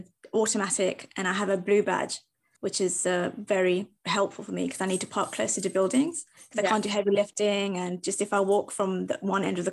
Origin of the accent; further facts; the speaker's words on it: Kent, South East England, United Kingdom; I'm from Kent